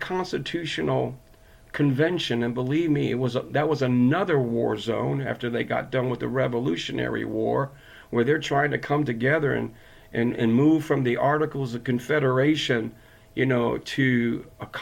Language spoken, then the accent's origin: English; Connecticut, United States; I'm from Connecticut